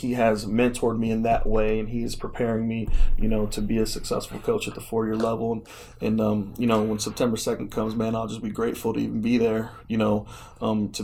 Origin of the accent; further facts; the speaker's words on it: Chicago, Illinois, United States; now in Oklahoma City, United States; I'm from Chicago